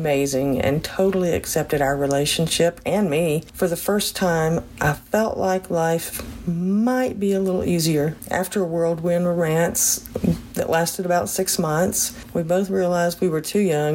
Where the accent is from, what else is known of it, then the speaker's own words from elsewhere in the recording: Texas, United States; moved away; I was born and raised in Texas.